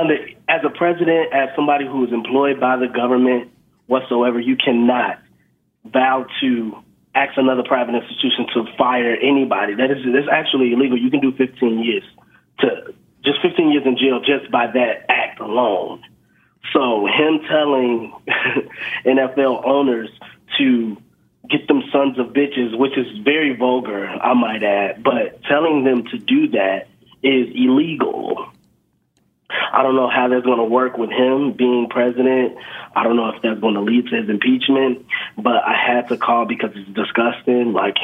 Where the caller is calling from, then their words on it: Chicago, Illinois, United States; I'm calling from Chicago, and I'm a postal worker.